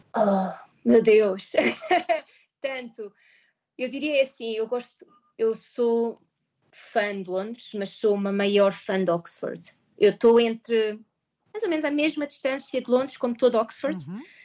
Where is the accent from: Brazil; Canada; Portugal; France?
Portugal; moved away as an adult; now in Maidenhead, United Kingdom; eu que sou portuguesa